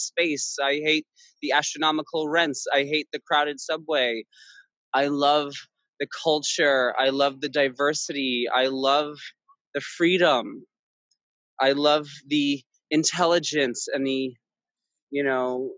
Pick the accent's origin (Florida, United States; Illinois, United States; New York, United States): New York, United States; New York City; I grew up in Queens